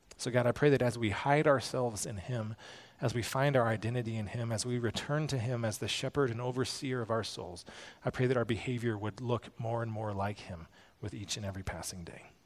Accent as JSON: {"language": "English", "country": "United States", "said": "as American Christians"}